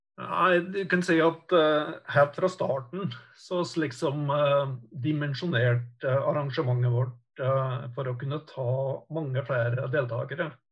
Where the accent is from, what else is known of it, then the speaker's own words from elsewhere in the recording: Kvam, Vestland, Norway; also born or lived in Oslo; Jeg er jo født og oppvokst i Kvam